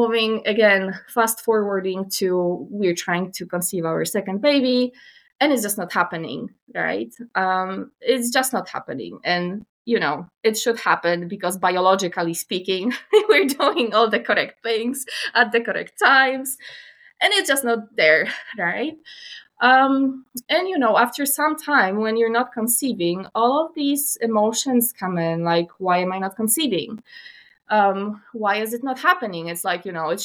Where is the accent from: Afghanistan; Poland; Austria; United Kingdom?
Poland; moved away as an adult; now in Canada; I was raised still in Poland. My family stayed there and I was raised there